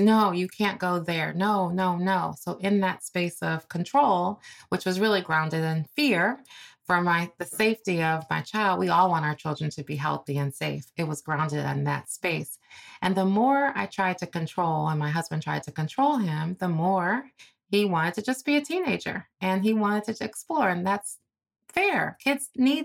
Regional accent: Cleveland, Ohio, United States; I'm from Cleveland, Ohio, you know, sort of a paycheck to paycheck type of family

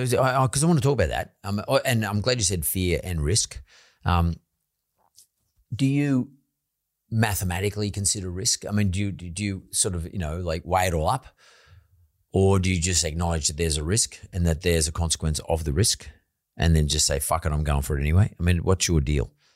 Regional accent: Sydney, New South Wales, Australia; I come from Punch Bowl

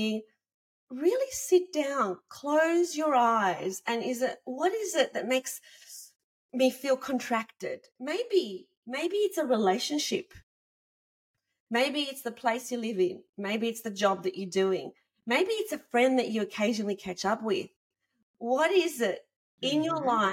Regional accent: Australia; I'm from Australia

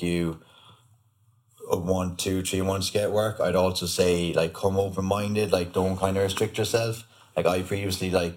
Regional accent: Ireland; moved away as an adult; now in Australia

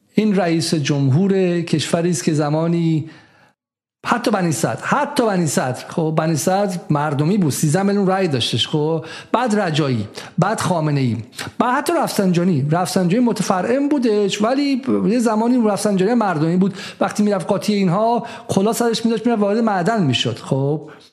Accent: Iran; moved away; ما ایرانی هستیم

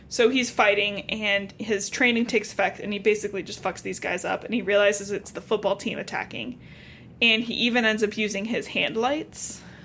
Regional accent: Cincinnati, Ohio, United States; I'm from Cincinnati

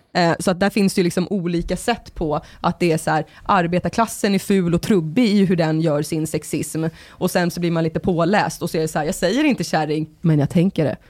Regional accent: Sorunda, Stockholm County, Sweden; i Sorunda på min gata där jag växte upp

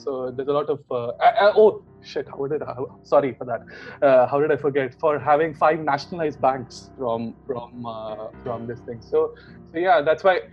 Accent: Mangalore, Karnataka, India; moved away as an adult; now in London, United Kingdom; I'm basically from Mangalore in India.

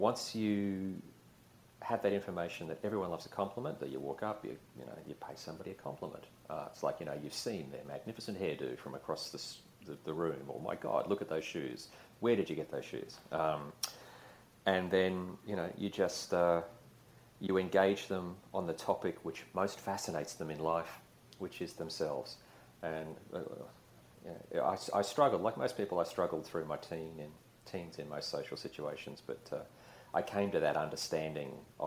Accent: Queensland, Australia; I grew up in Queensland when it was still a sort of hillbilly dictatorship

